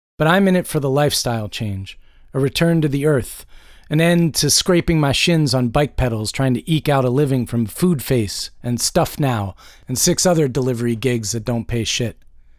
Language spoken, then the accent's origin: English; Georgia, United States; as this activity is not quite legal yet in my home state of Georgia.